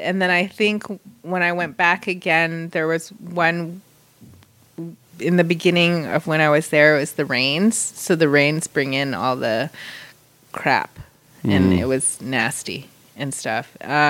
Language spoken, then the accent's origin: English; Philippines; I'm Filipino.